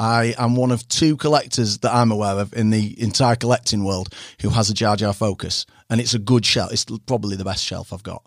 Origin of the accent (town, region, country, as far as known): Harrogate, Yorkshire and the Humber, United Kingdom